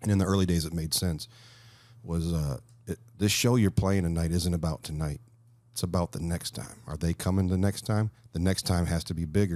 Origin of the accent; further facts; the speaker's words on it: Flint, Michigan, United States; I would see these bands come through Flint